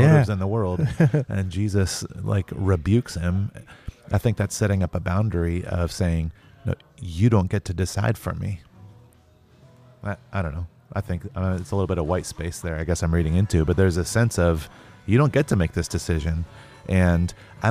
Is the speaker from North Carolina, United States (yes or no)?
yes; North Carolina, United States; I grew up in the South in North Carolina